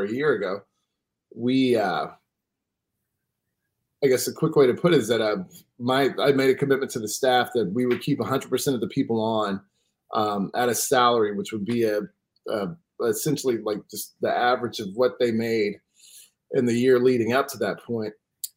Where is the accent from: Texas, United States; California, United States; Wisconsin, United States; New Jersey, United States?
Texas, United States; Houston; I'm from Houston. My family's 180 years deep in Texas